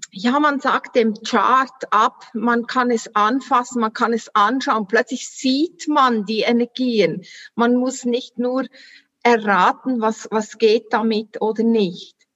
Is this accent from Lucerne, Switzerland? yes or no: no; Solothurn, Switzerland; ich komme, wie man hört, an meinen Dialekt aus der Schweiz, Solothurn. Wie gesagt, du hast richtig gehört, 30 Kilometer von Bern, ist äh, im sogenannten Mittelland.